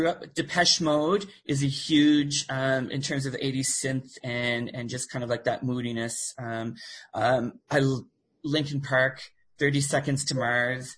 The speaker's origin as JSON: {"language": "English", "town": "Miramichi", "region": "New Brunswick", "country": "Canada", "tie": "born or raised there", "also_born_or_lived": "Fredericton, New Brunswick / Toronto", "moved": "as an adult", "lives_now": "Nova Scotia, Canada", "said": "I was born in Miramichi, New Brunswick, back before it was amalgamated, when it was still Newcastle and Chatham"}